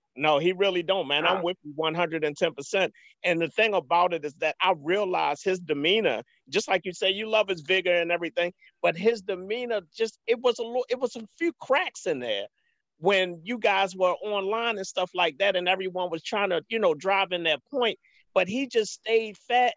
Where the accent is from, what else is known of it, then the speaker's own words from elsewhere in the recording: Baltimore, Maryland, United States; I'm from Baltimore, um, born and raised